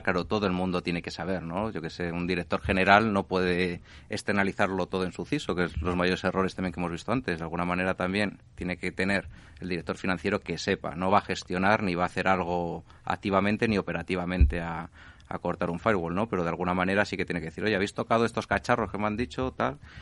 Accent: Spain; somos españoles

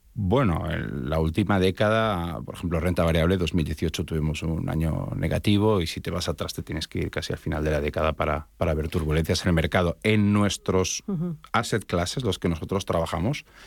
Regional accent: Spain; now in Miami, United States; realmente soy de origen español, mi acento me delata

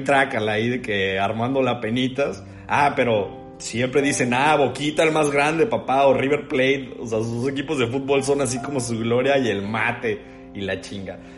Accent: Mexico

